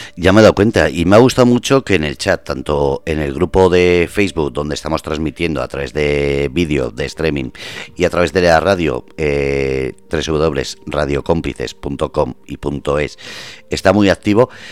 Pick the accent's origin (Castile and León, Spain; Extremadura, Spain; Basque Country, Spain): Basque Country, Spain; moved away; soy vasco